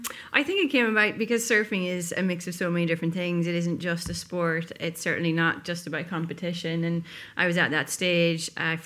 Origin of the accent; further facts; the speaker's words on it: Rossnowlagh, Ulster, Ireland; Like, as you said, I grew up in Rosnaula. It's one of the best beaches to learn how to surf, and being born into surfing back then was a pretty odd thing.